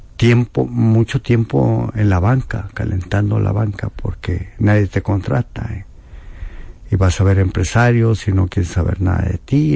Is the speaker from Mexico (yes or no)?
yes; Mexico